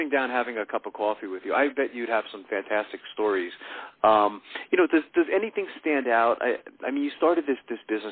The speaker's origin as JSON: {"language": "English", "town": "Sayreville", "region": "New Jersey", "country": "United States", "tie": "born or raised there", "also_born_or_lived": "New York", "moved": "yes", "lives_now": "Pennsylvania, United States", "said": "I grew up in Sayreville, New Jersey"}